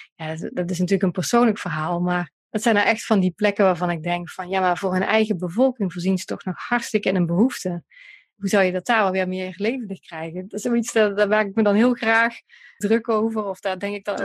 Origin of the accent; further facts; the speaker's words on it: Central Limburg, Netherlands; now in Eindhoven, Netherlands; ik kom uit Limburg, hè, uit de Midden-Limburg